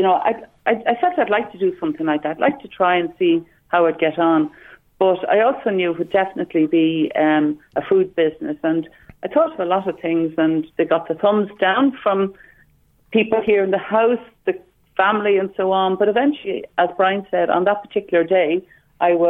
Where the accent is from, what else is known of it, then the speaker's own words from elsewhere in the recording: Dublin, Leinster, Ireland; growing up in Dublin